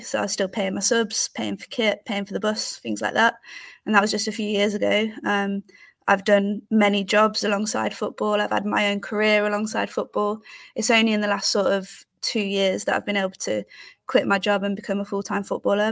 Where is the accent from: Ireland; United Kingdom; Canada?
United Kingdom; also born or lived in Leicester; I'm based in Leicester. I'm from the Midlands.